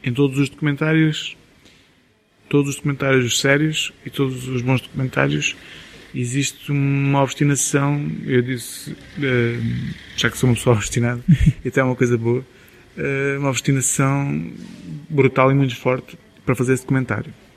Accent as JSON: {"language": "Portuguese", "town": "Vila Nova de Milfontes", "region": "Beja District", "country": "Portugal", "tie": "born or raised there", "moved": "yes", "lives_now": "Sines, Portugal", "said": "eu sou de Vilão Mil Fontes"}